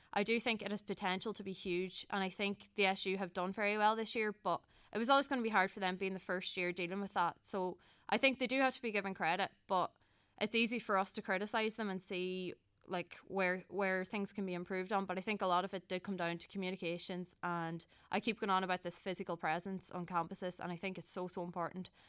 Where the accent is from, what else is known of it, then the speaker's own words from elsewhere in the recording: Donegal, Ulster, Ireland; moved away as an adult; now in Dublin, Ireland; I'm from Llanad in Donegal